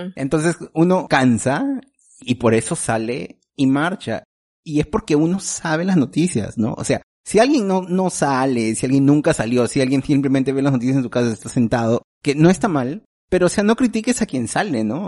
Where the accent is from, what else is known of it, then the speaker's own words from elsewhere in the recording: Peru; moved away; nuestro Congreso peruano